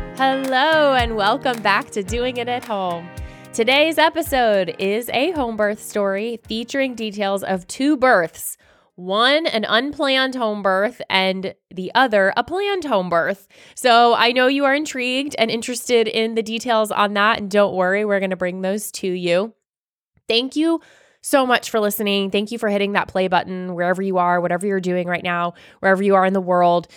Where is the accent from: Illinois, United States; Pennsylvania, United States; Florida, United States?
Florida, United States; now in Georgia, United States; growing up in Florida